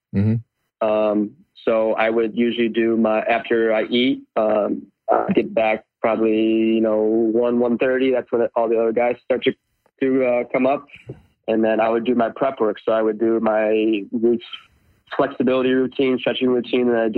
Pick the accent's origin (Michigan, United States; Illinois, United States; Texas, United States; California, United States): Michigan, United States; I'm from Michigan